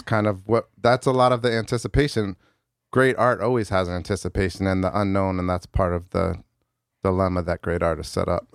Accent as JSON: {"language": "English", "town": "New Haven", "region": "Connecticut", "country": "United States", "tie": "born or raised there", "said": "I was born and raised in New Haven"}